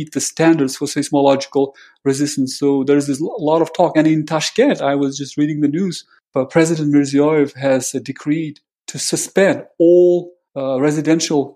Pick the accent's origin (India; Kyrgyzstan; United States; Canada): Kyrgyzstan; Osh, Osh Region; I come from Osh